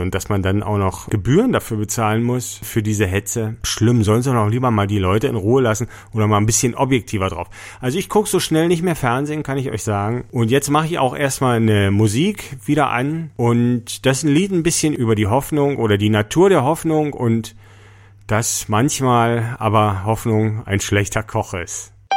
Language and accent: German; East Germany, Germany; bei uns in der DDR